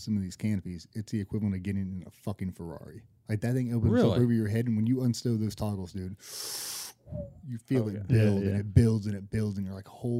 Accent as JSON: {"language": "English", "area": "near Norfolk", "region": "Virginia", "country": "United States", "tie": "born or raised there", "said": "I grew up 20 minutes on the road."}